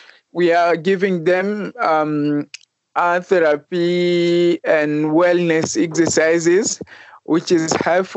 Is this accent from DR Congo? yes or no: yes; DR Congo; moved away; I came from DRC, Republic Democratic of Congo